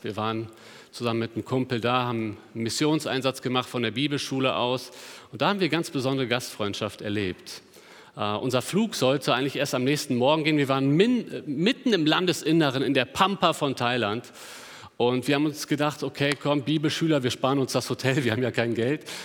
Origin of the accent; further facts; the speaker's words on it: Germany; Als, als Deutsche